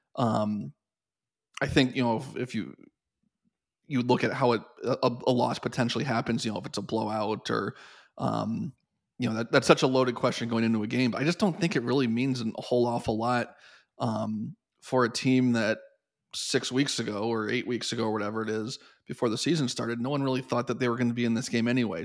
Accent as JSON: {"language": "English", "town": "Columbus", "region": "Ohio", "country": "United States", "tie": "born or raised there", "also_born_or_lived": "Penn State", "moved": "as an adult", "said": "I grew up in Columbus"}